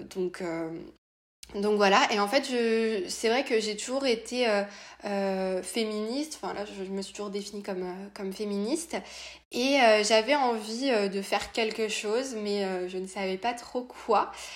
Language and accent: French; France; also born or lived in Nantes; je suis française, je vis à Nantes